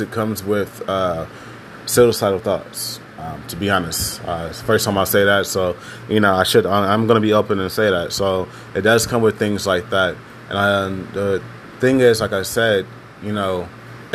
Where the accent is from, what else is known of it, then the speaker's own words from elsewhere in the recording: Houston, Texas, United States; I'm from Texas, Houston, Texas. And out in Texas, growing up black is really complicated.